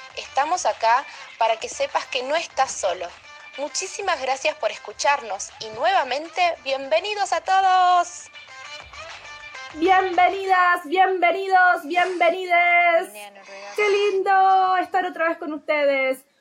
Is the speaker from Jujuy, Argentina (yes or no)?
no; Misiones, Argentina; moved away as an adult; now in Norway; en Argentina yo soy de Misiones, que es en el interior, en la frontera con Paraguay y Brasil